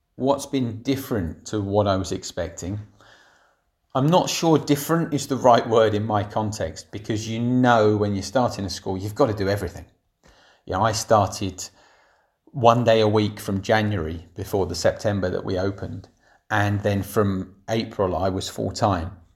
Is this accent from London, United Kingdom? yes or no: yes; Barnet, London, United Kingdom; moved away as an adult; I grew up in Barnet, in the local authority